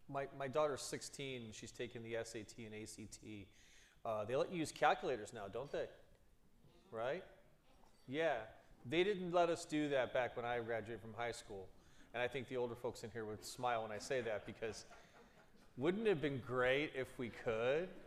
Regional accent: Cleveland Heights, Ohio, United States; I'm from Cleveland Heights

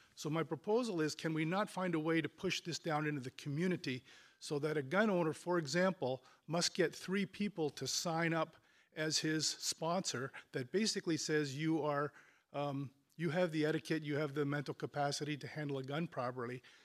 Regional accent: Chardon, Ohio, United States; I come from Chardon, Chardon

